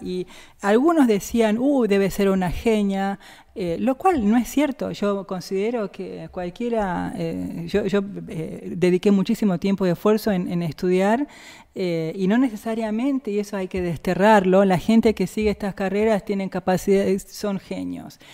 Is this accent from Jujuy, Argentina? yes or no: yes; Jujuy, Argentina; also born or lived in Rosario; now in Bariloche, Argentina; ya vivíamos en Jujuy desde que yo era muy chiquita, así que yo me considero jujeña